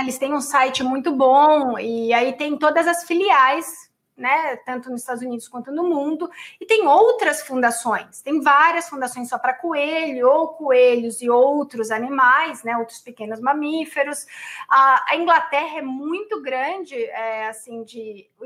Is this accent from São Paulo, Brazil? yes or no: yes; São Paulo, Brazil; sou do Tatuapé